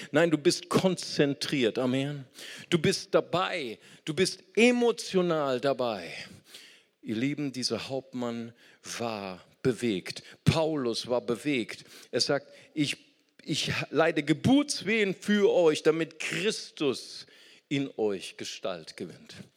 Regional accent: Germany; Ich bin Deutscher

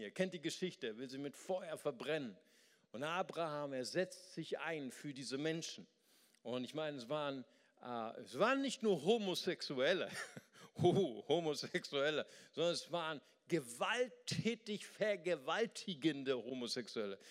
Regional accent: Germany; wir als Westeuropäer, wir als Deutsche

